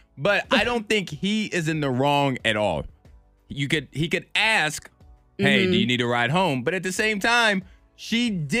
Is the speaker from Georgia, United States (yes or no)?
no; Chatham, Virginia, United States; moved away; growing up in Chatham, Virginia, you didn't get a lot of snow there.